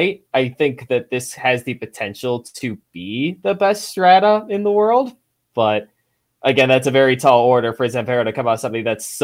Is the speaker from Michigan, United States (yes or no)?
yes; Detroit, Michigan, United States; I'm from Detroit, I'm living 2 hours from Cedar Point